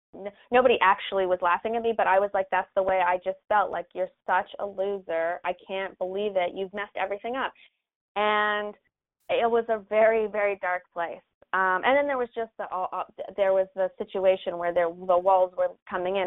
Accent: Canada; now in Los Angeles, United States; I am from Canada. I'm a Canadian living in Los Angeles.

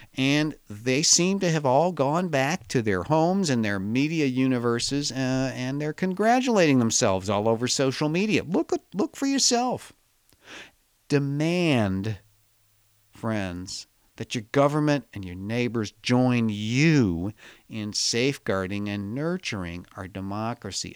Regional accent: Chicago, Illinois, United States; I was born in the middle of this country in Chicago

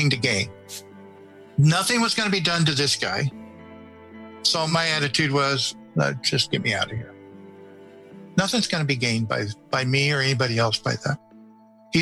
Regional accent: Northern California, United States; moved away as an adult; now in Nevada, United States; I was born and raised in Northern California

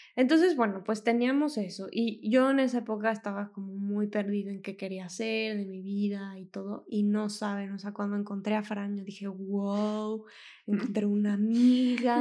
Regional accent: Mexico City, Mexico; moved away as an adult; now in Mantua, Italy; yo soy de México, de la Ciudad de México

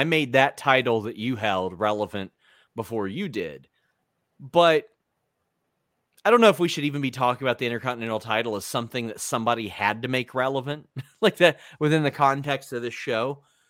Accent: Canada; I'm just a Canadian.

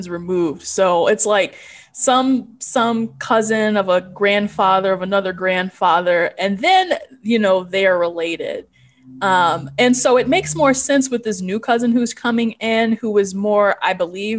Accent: Chicago, Illinois, United States; I'm from Chicago

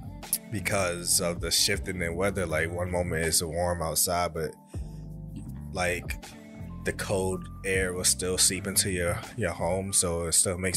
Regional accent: New York, United States; moved away; I grew up born and raised in New York, and it's where I spent basically my childhood at. Then I moved over, I moved out of state

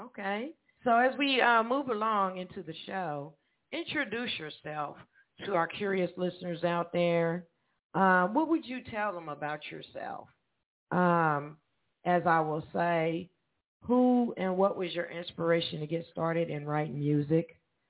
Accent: Birmingham, Alabama, United States; now in Evansville, United States; I am calling from Evansville, Indiana. That is my hometown, but I was raised in Birmingham, Alabama, but I am an Evansville, Indiana resident, been here for years

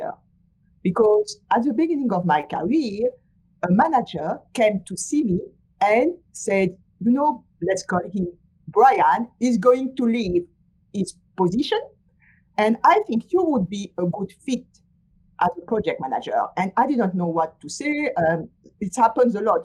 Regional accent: France; accent: French; first language French; English is a second language; my mother tongue is French. You know it by the accent

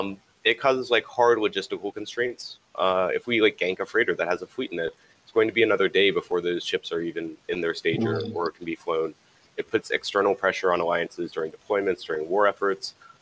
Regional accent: the South, United States; I'm from the South, so I've never been cow tipping, but I know about it.

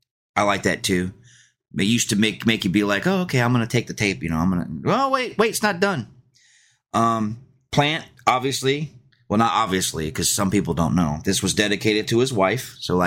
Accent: Georgia, United States; But I grew up in Georgia, so they were kind of, hey, don't put that on the radio.

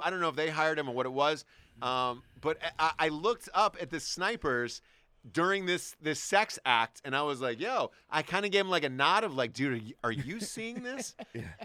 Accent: Georgia, United States; moved away as an adult; also born or lived in Los Angeles, United States; I'm from Georgia, super Republican state

